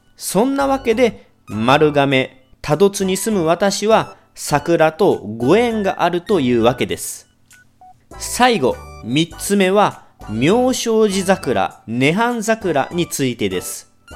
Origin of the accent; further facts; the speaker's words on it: Kagawa, Japan; 地元の香川大学の農学部に行きました